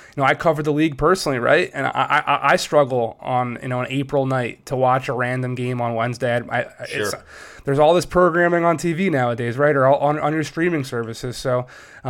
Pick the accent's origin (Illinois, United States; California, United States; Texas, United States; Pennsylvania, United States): Pennsylvania, United States; Philadelphia; moved away; also born or lived in Boston; I grew up in Philly covering the Sixers for Liberty Ballers at SB Nation